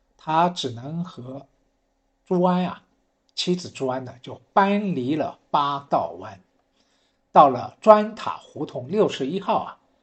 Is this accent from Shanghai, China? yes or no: yes; Shanghai, China; 我是上海人